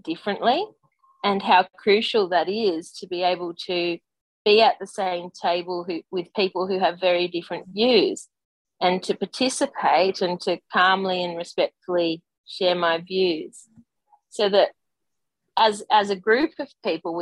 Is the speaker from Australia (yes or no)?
yes; Australia; growing up in Australia, growing up in Australian sport